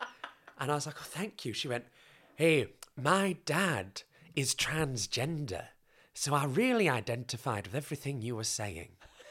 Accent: United Kingdom; first of all, to work in Canada as a British person is quite easy.

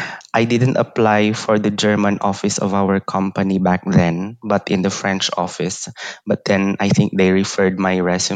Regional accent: Isabela, Region 2, Cagayan Valley, Philippines; moved away as an adult; also born or lived in Singapore; now in Basel, Switzerland; Originally, I'm from Region 2 in the Philippines, in Isabela. So I'm an Ilocano.

